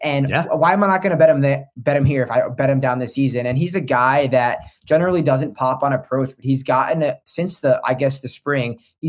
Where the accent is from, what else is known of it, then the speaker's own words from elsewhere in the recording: New Jersey, United States; like the Devils, because I'm from Jersey